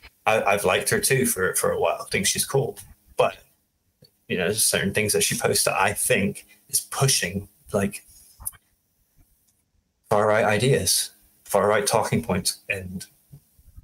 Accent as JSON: {"language": "English", "country": "Germany", "tie": "born or raised there", "moved": "yes", "said": "I grew up in Germany"}